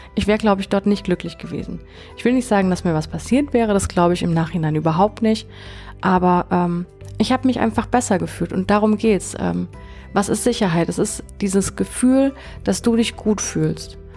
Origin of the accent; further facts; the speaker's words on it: Konstanz, Baden-Württemberg, Germany; meiner Heimatstadt Konstanz